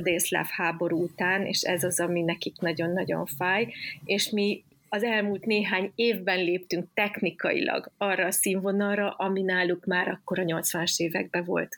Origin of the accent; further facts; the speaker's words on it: Szeged, Csongrád-Csanád, Hungary; igaziból szegedi lány vagyok